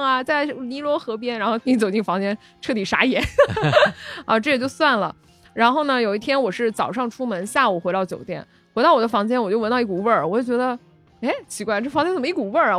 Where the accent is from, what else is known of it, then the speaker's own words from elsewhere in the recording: Guangdong, China; 你看我们潮汕人，对吧？吃牛肉